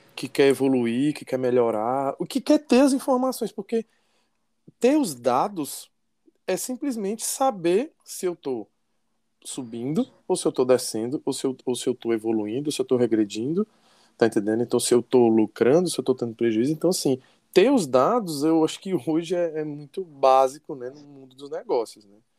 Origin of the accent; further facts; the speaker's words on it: Fortaleza, Ceará, Brazil; accent: cearês; nós somos daqui de, daqui de Fortaleza, no Ceará